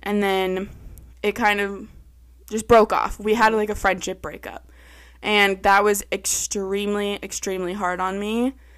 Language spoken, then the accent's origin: English; Pepperell, Massachusetts, United States; I grew up in Pepperell, our neighborhood